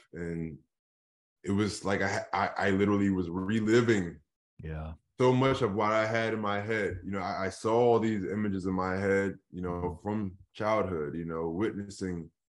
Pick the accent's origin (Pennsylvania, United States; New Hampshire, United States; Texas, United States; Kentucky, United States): Pennsylvania, United States; Philadelphia; I grew up in Philadelphia